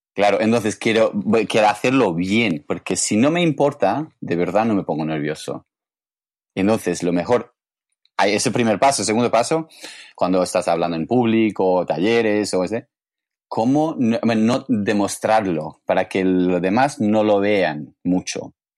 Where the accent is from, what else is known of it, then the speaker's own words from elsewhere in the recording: England, United Kingdom; Spanish is a second language; moved away as an adult; now in Barcelona, Spain; yo vengo de Inglaterra